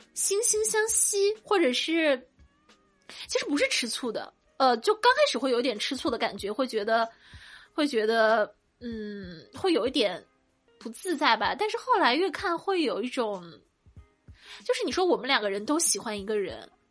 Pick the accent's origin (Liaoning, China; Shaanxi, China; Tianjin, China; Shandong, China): Shandong, China; 我们山东人